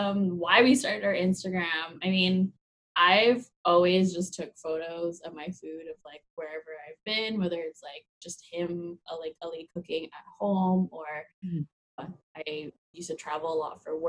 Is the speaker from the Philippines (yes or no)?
yes; Philippines; Yeah, and like you know, like we're both Filipino, we love to eat and cook and host parties